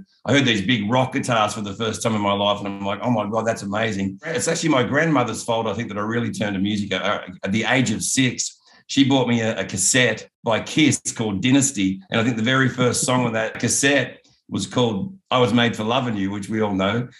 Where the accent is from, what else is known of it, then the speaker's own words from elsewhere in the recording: Kempsey, New South Wales, Australia; also born or lived in Newcastle, Australia; I was born in a small town called Kempsey.